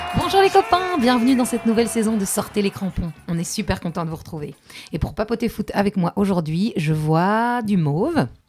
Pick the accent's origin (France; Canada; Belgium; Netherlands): Belgium; on est belge, non On kiffe le chocolat